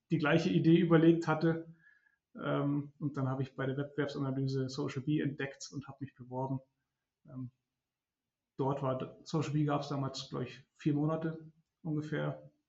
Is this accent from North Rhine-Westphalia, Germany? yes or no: no; Munich, Bavaria, Germany; also born or lived in Regensburg; Ich komme aus München ursprünglich, bin dann aber kurz nach Siena, um ein halbes Jahr Italienisch zu lernen.